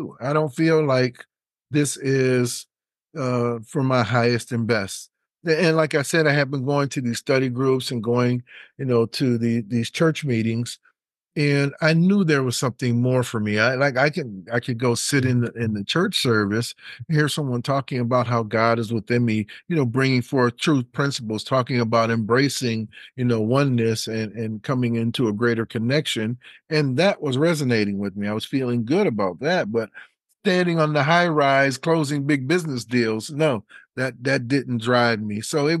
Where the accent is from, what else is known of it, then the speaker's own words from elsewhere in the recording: Detroit, Michigan, United States; And I'm from the Motor City, from Detroit originally.